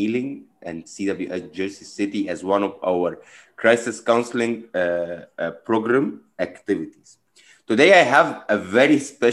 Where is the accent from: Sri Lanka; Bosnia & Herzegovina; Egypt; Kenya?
Egypt; now in United States; I came from Egypt as well